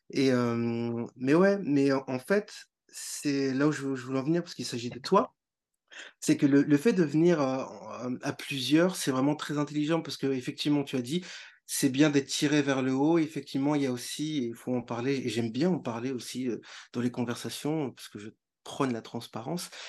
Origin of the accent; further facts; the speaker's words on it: northern France, France; Parce que moi, je venais du, nord de la France